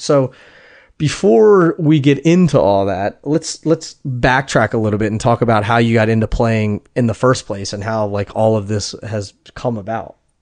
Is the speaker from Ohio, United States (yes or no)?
no; Harrisburg, Pennsylvania, United States; from my hometown